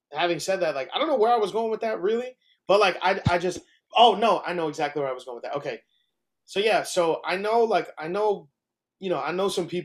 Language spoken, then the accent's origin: English; New York City, New York, United States; I'm from the Bronx